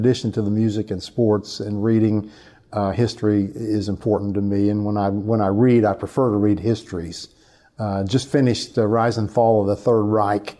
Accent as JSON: {"language": "English", "town": "Hobart", "region": "Oklahoma", "country": "United States", "tie": "born or raised there", "also_born_or_lived": "New Hampshire", "moved": "yes", "said": "my hometown, town of 4,000, called Hobart, Oklahoma"}